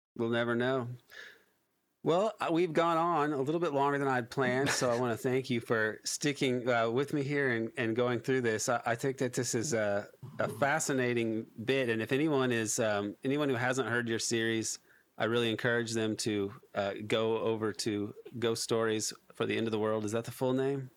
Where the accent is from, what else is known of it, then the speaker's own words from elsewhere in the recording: United States; as an American